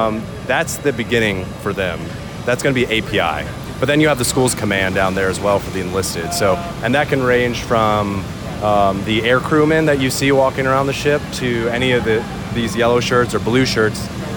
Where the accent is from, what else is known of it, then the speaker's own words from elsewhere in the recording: Titusville, Florida, United States; from Titusville, Florida.